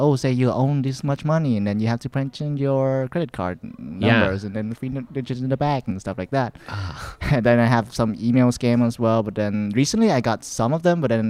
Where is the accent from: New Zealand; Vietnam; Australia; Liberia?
Vietnam; now in Canada; back in my place, like people used it. Yeah, Vietnam.